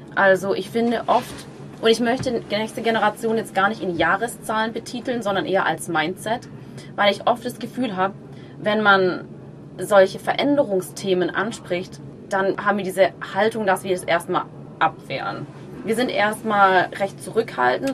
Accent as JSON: {"language": "German", "country": "Germany", "said": "bei uns in Deutschland"}